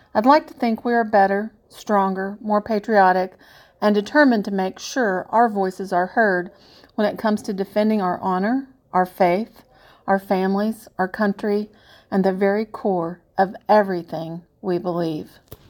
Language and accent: English; Aurora, Missouri, United States; I worked as a newspaper editor right here in my hometown